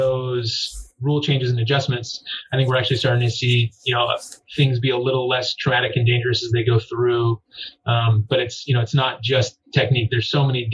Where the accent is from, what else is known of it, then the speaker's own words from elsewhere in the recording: Southern California, United States; I grew up in Southern California